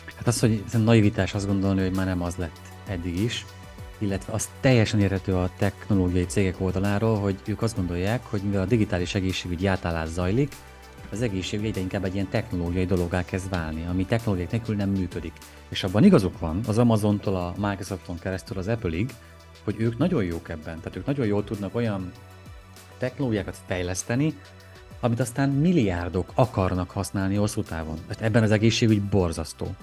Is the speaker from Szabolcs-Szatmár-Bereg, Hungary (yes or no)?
yes; Szabolcs-Szatmár-Bereg, Hungary; Szabolcsból jövök